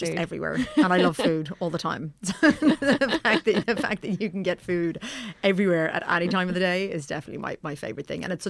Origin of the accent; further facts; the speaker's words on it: Johannesburg, Gauteng, South Africa; moved away; I'm from Johannesburg.